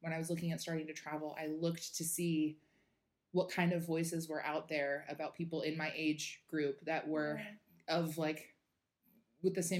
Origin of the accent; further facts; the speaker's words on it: Sammamish, Washington, United States; moved away as an adult; now in Melbourne, Australia; I am from the United States. I am from Seattle. Yeah, a suburb outside of Seattle called Sammamish.